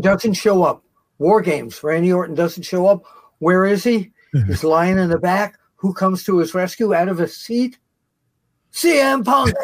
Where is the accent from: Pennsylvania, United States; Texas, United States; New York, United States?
New York, United States; New York City; I grew up in Queens